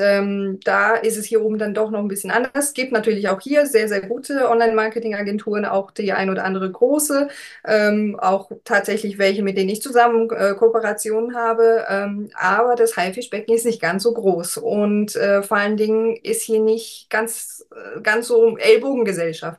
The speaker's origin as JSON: {"language": "German", "town": "Heidelberg", "region": "Baden-Württemberg", "country": "Germany", "moved": "as an adult", "lives_now": "Warnemünde, Germany", "said": "ursprünglich komme ich ja aus äh, Heidelberg oder aus der Nähe von Heidelberg."}